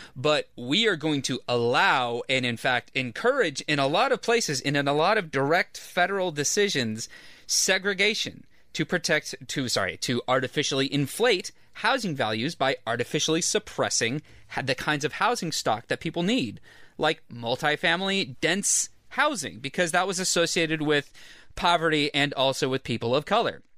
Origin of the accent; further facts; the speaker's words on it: Orange County, California, United States; I am from Orange County